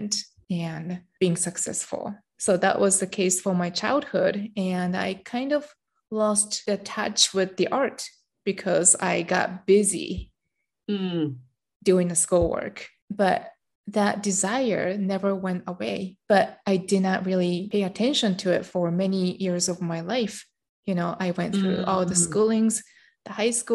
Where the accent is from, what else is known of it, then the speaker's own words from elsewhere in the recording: Japan; I grew up in Japan and I'm Japanese.